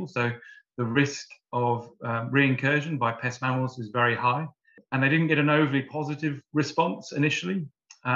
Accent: Warwickshire, West Midlands, United Kingdom; moved away as an adult; now in New Zealand; growing up in the UK, I grew up on a farm in the Midlands in Warwickshire.

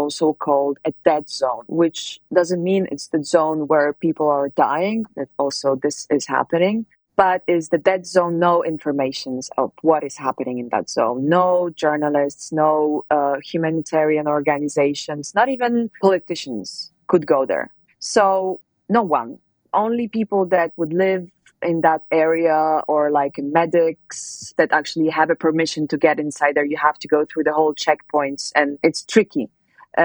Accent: Poland; moved away as an adult; now in Italy; I was born in Poland and I left Poland when I was 19, but I live in Italy.

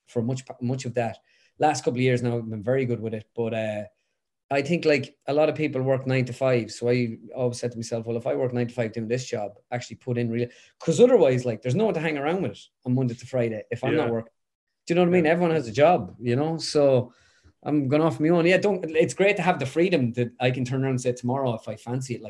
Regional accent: Westmeath, Leinster, Ireland; I'm like from Westmead, so we've the Leinster Championship

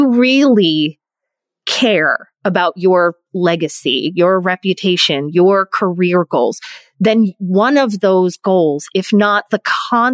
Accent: near Philadelphia, Pennsylvania, United States; I grew up near Philadelphia

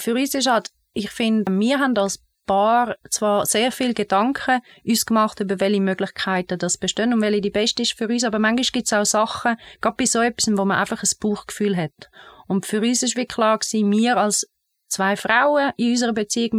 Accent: Bernese Oberland, Switzerland; Ich bin im Berner Oberland aufgewachsen, in einer Familie mit drei Kindern

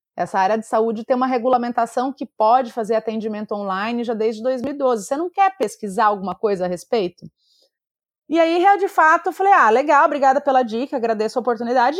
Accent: Mato Grosso do Sul, Brazil; moved away; also born or lived in São Paulo / Rio de Janeiro / Santos / Salvador; Eu sou nascida no Mato Grosso do Sul

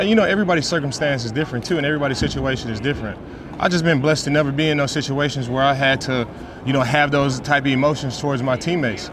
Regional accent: Dallas, Texas, United States; I'm from Dallas, Texas. Born and raised in Dallas, Texas.

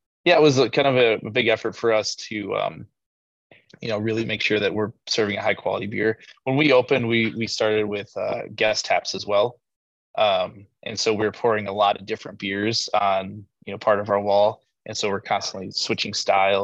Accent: Minnesota, United States; now in Austin, United States; I'm from Minnesota

